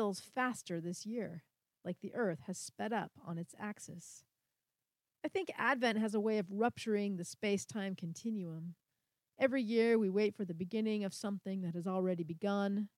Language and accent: English; San Francisco Bay Area, California, United States; I grew up in the San Francisco Bay Area and currently live in the city of Oakland